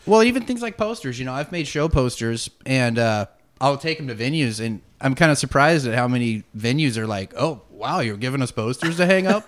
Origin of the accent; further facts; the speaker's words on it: Yakima, Washington, United States; We grew up over in Yakima